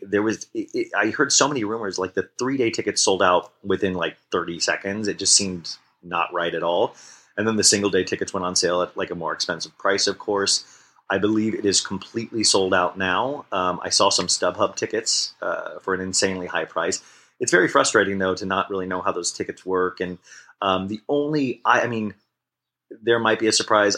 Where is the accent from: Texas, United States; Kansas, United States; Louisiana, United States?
Kansas, United States; also born or lived in Arizona; now in Los Angeles, United States; I grew up in Kansas. I moved to Arizona, and then I moved to LA.